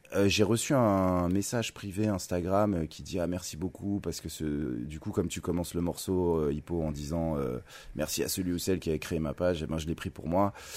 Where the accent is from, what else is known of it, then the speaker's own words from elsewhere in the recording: Thonon-les-Bains, Auvergne-Rhône-Alpes, France; je suis né en 1984 à Tonon-les-Bains